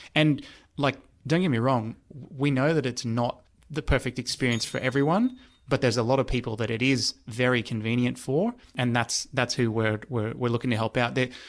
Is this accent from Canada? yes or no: no; New South Wales, Australia; because I'm originally from the Central West. And so, grew up in a one of the areas that has less choice compared to, you know, a big city.